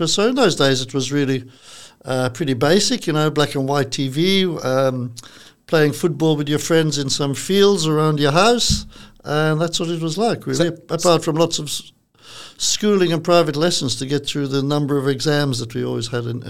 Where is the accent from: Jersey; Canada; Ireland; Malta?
Malta; Valletta; moved away as an adult; also born or lived in Balzan, Malta / London, United Kingdom; I was brought up in Valletta and then we moved to a place called Balsam, which was a smaller village, about half an hour from Valletta, and always very far in Malta. And I did my education in Malta